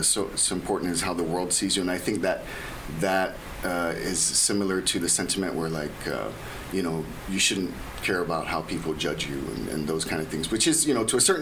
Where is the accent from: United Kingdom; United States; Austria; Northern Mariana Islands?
Northern Mariana Islands; Saipan; growing up in Saipan, it was never an issue. But then again, that was the 80s